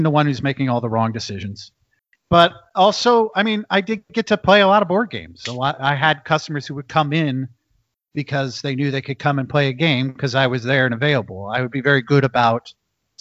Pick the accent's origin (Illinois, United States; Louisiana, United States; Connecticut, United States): Illinois, United States; Macomb; moved away; also born or lived in Las Vegas; I was visiting my mother in my hometown. And she used to own a toy store in my town. It's a little college town, Macomb, Illinois